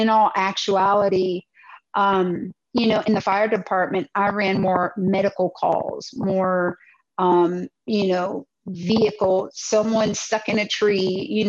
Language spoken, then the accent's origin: English; Wooster, Ohio, United States; moved away as an adult; also born or lived in Virginia / Washington, DC metro area; now in Dallas, United States; I'm a Midwesterner. I come from Ohio. I'm originally from Worcester, Ohio.